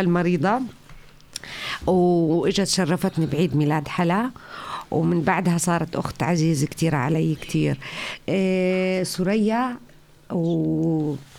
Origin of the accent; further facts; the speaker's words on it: Jordan; now in Flensburg, Germany; من الأردن